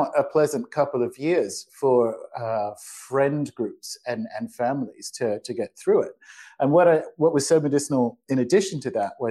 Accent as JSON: {"language": "English", "country": "Australia", "moved": "yes", "lives_now": "Paraguay", "said": "You can maybe tell or not in my accent. I'm not native to Paraguay. I am Australian."}